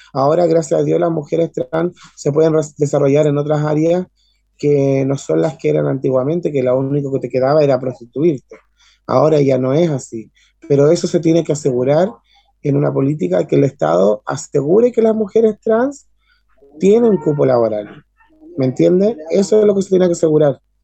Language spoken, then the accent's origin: Spanish; Maipú, Santiago Metropolitan Region, Chile; soy nacida y criada en Maipú, o sea, soy de la comuna